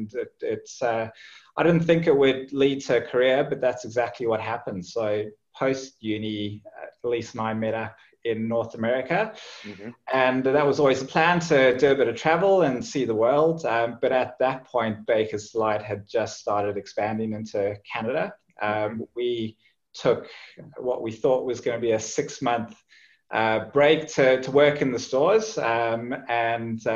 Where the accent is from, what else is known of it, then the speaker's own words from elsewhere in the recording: Johannesburg, Gauteng, South Africa; moved away as an adult; also born or lived in Zimbabwe / Cape Town; now in Australia; I was born in Zimbabwe, raised in South Africa, and grew up in Johannesburg, and then went to university in Cape Town